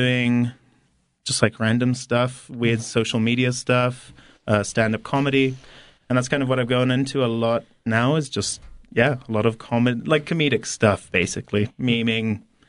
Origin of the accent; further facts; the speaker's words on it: Harare, Zimbabwe; moved away as an adult; now in United States; So I'm from Harare, Zimbabwe, actually. Grew up, was born and raised there.